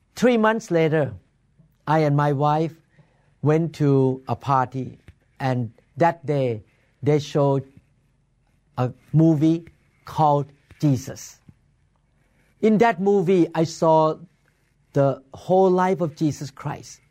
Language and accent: English; Bangkok, Thailand; moved away as an adult; now in Seattle, United States; I was born in Bangkok, Thailand, and my family practiced Buddhism when I was growing up